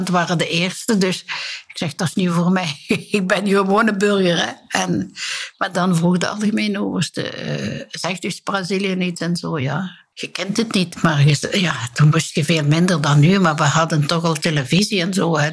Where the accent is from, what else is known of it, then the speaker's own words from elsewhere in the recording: Bree, Flanders, Belgium; ik ging dan soms praten met een priester bij ons op de Gerkenberg in Breedus